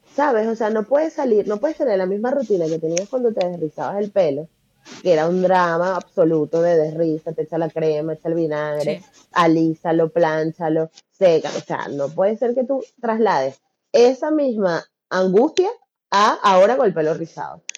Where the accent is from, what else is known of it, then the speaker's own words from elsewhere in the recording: Venezuela; moved away as an adult; now in Barcelona, Spain; yo soy venezolana